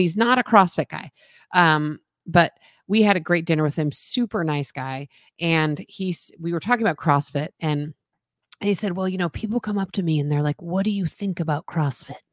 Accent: Boulder, Colorado, United States; moved away; I grew up in Boulder

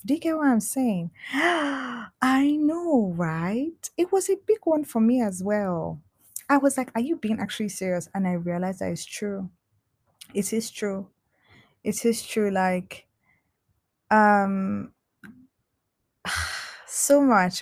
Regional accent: Nigeria; I'm Nigerian

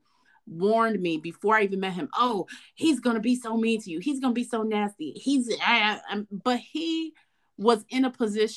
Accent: Detroit, Michigan, United States; I was from Detroit

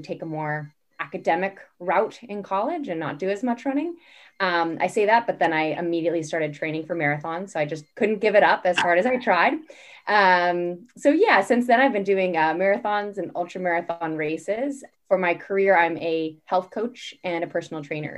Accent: California, United States; moved away as an adult; also born or lived in Boston area; now in Boston, United States; I'm currently living in the Boston area, but I grew up in California

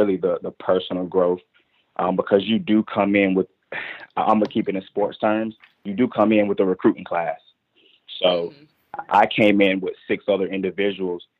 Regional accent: Durham, North Carolina, United States; I was from Durham, North Carolina

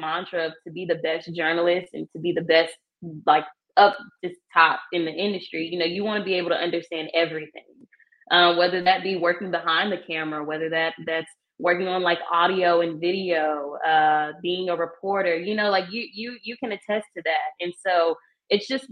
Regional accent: Stone Mountain, Georgia, United States; moved away as an adult; now in Tallahassee, United States; I'm from Stone Mountain, which is like metropolitan Atlanta area.

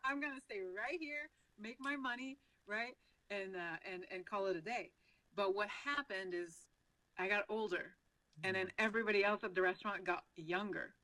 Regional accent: Quebec, Canada; first language French; English is a second language; moved away as an adult; now in United States; the province of Quebec is where I'm from, and it's a French-speaking province. So French is my first language

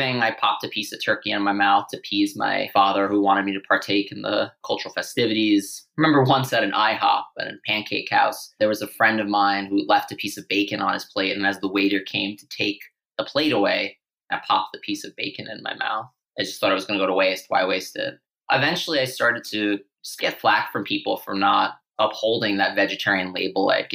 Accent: New York City, New York, United States; I grew up on Staten Island, New York

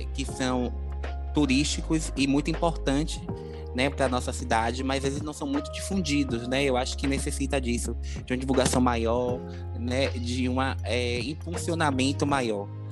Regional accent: Salvador, Bahia, Brazil; sou morador da Cidade Baixa, nascido e criado aqui

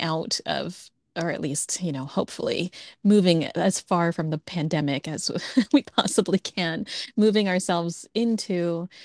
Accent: New Jersey, United States; I grew up in New Jersey

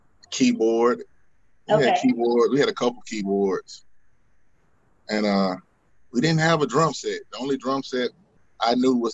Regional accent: Montgomery, Alabama, United States; I'm from Montgomery.

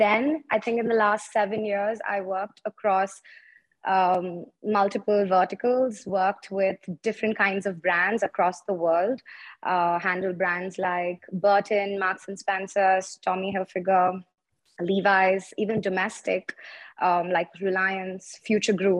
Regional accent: Chennai, Tamil Nadu, India; moved away as an adult; also born or lived in Delhi / Mumbai; I'm actually from Chennai. I was born and raised there.

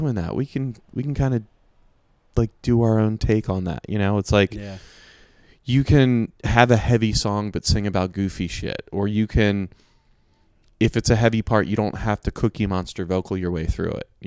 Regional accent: East Coast, United States; growing up on the East Coast

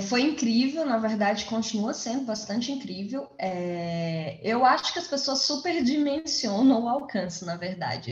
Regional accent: Formosa, Goiás, Brazil; also born or lived in Planaltina, Goiás; eu cresci em Formosa, apesar de ter nascido em Planaltina, né, em Brasilinha, eu cresci em Formosa, então as minhas lembranças são todas da cidade

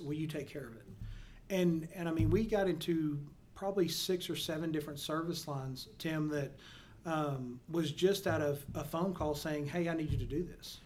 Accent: Perrin, Texas, United States; grew up in a small town uh, called Perrin, Texas

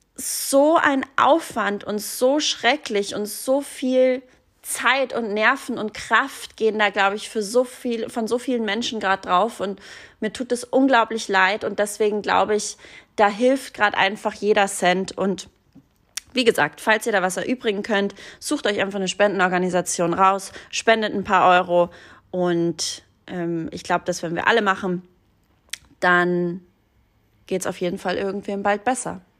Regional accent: Hallein, Salzburg, Austria; moved away; Meine Heimatstadt Hallein

